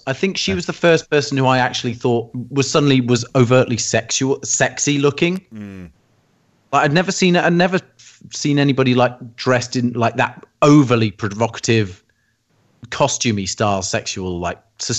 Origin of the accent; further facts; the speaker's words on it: England, United Kingdom; I was English. I'm English.